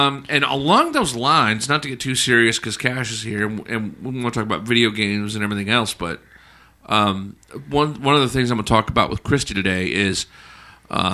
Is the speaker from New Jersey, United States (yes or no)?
no; Alabama, United States; I grew up in Alabama